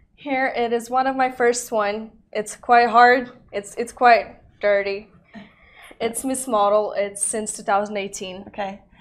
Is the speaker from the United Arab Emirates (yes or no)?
yes; Dubai, United Arab Emirates; I'm Russian and Spanish, born in Dubai. My mom lives here for over 30 years already.